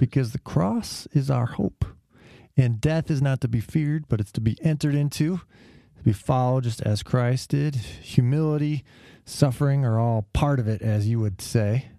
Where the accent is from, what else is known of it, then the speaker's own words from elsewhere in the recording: California, United States; I'm from California